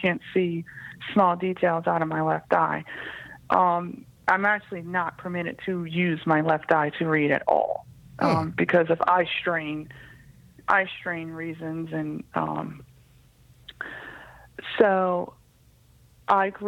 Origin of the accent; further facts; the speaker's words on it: Cleveland, Ohio, United States; I grew up in Cleveland, Ohio